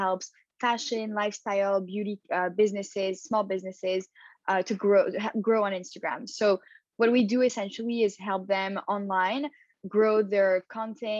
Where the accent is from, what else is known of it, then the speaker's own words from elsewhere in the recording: Montreal, Quebec, Canada; also born or lived in Paris, France / Tel Aviv, Israel; So I was born in Paris and I grew up in Montreal. So I came here when I was 7